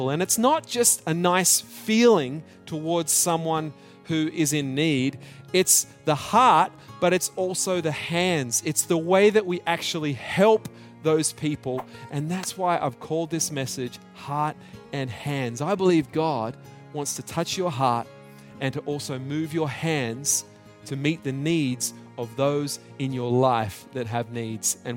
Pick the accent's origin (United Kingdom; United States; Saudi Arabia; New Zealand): New Zealand; also born or lived in Australia; but growing up in New Zealand and in Australia, we, we played this game at school.